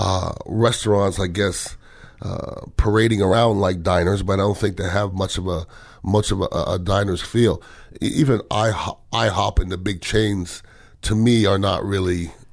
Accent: Montreal, Quebec, Canada; moved away; I grew up in Montreal, Canada.

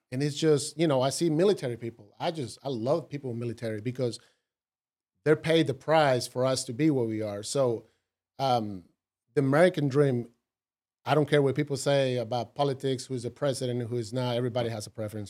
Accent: Costa Rica; English is a second language; moved away as an adult; now in United States; growing up in Costa Rica

